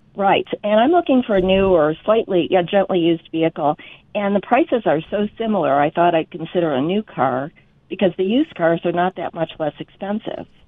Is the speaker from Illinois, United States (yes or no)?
yes; Chicago, Illinois, United States; moved away; I was born and raised in Chicago